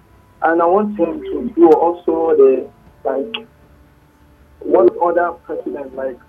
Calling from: Washington, United States; I'm calling from Washington.

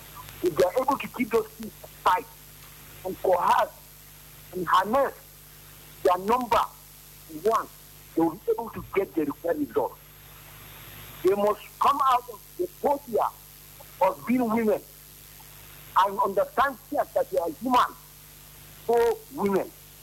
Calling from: Jos, Plateau, Nigeria; Good morning. … from Jos.

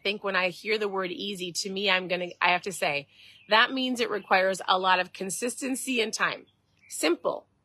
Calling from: Florida, United States; I'm tuning in from Florida nice and sunny, beautiful Florida.

